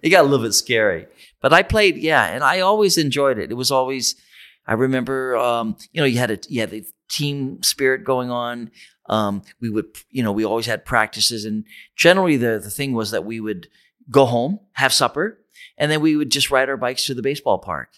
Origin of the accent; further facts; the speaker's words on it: Ontario, Canada; moved away; I grew up near the States and, and my, my, um, hometown was on the border, it would have been in Detroit